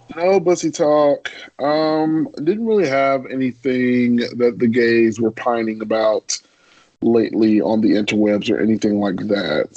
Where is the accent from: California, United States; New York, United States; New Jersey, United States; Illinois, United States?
Illinois, United States; Chicago; growing up in Chicago